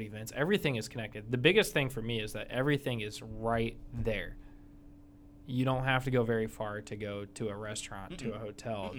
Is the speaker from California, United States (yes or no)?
no; Indianapolis, Indiana, United States; we're from Indianapolis